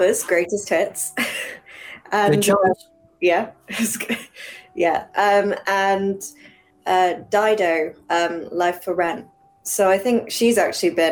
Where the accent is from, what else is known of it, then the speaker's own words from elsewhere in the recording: England, United Kingdom; I grew up over here in England, so I'm half Chinese